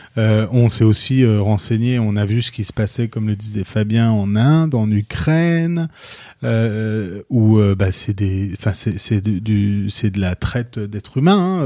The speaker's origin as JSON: {"language": "French", "country": "France", "said": "on est aux États-Unis et que nous on est français"}